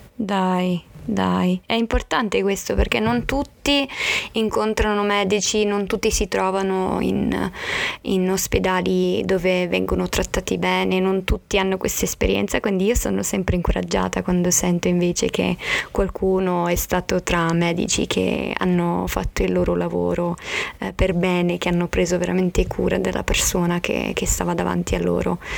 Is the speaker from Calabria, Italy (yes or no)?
no; Abruzzo, Italy; sono cresciuta nella zona d'Abruzzo